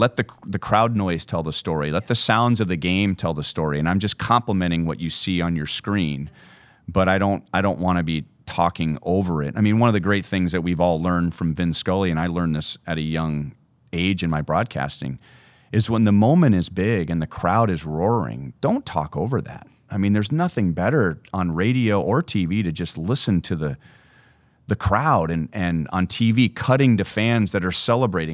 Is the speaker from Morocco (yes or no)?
no; Southern California, United States; moved away as an adult; also born or lived in Minnesota; growing up in Southern California